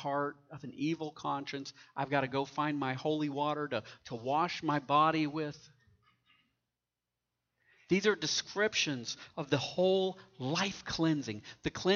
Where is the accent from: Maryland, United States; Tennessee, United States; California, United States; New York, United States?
Tennessee, United States; Knoxville; I grew up in Knoxville, Tennessee